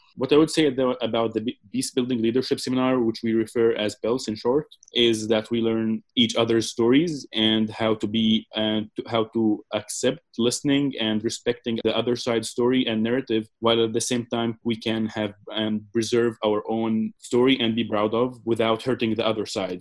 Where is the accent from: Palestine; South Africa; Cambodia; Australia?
Palestine; I'm Palestinian, 21 years old